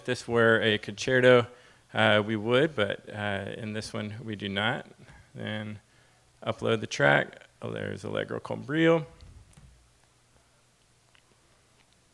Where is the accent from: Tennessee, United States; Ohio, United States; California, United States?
Tennessee, United States; Nashville; I'm from Nashville